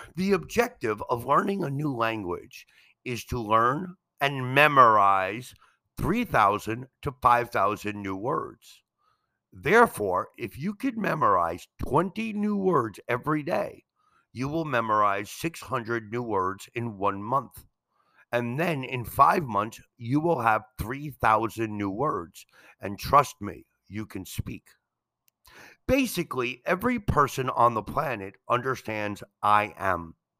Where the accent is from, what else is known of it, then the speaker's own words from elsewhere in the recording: New York City, New York, United States; now in Mexico; I am from New York City